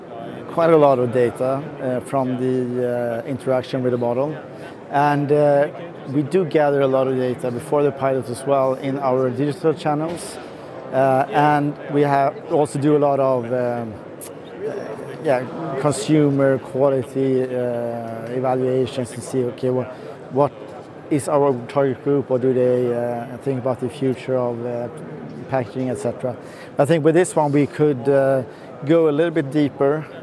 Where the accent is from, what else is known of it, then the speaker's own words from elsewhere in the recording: Sweden; I am from Sweden